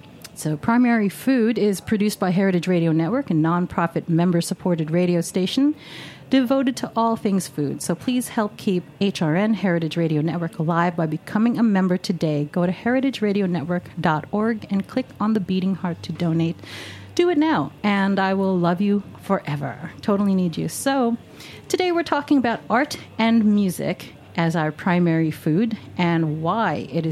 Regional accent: New York City, New York, United States; I'm a native New Yorker.

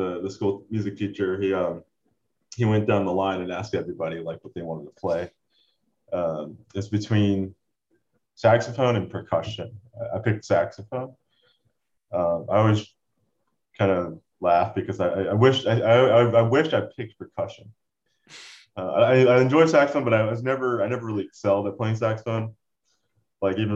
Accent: Port St. Lucie, Florida, United States; also born or lived in Orlando, Florida; Port St. Lucie, is where I grew up

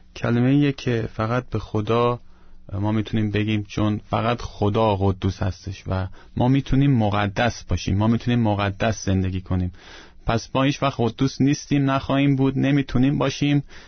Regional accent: Iran; moved away; من ایرانی هستم

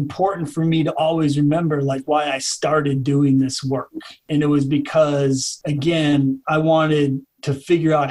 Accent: St. Paul, Minnesota, United States; I grew up in St. Paul and I ended up going to like suburban schools

